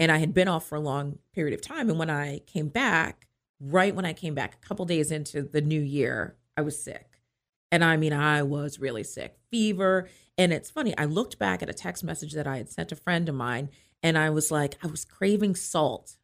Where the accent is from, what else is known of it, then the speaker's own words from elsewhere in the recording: Hyattsville, Maryland, United States; now in Frederick, United States; I'm from Frederick, Maryland, actually originally from Hyattsville, Maryland, um, but live in Frederick and have for many years